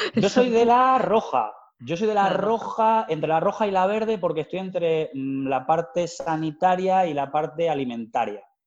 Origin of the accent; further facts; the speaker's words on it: Plasencia, Extremadura, Spain; moved away; also born or lived in Salamanca / Madrid; los placentinos y placentinas pues podamos echar raíces allí